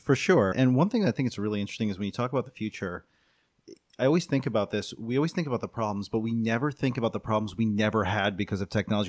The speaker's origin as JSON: {"language": "English", "town": "Buffalo", "region": "New York", "country": "United States", "tie": "born or raised there", "said": "My hometown, Buffalo, New York"}